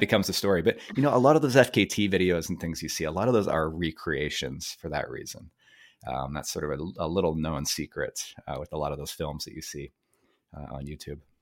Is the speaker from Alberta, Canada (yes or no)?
no; Vancouver, British Columbia, Canada; born and raised in Vancouver, Canada.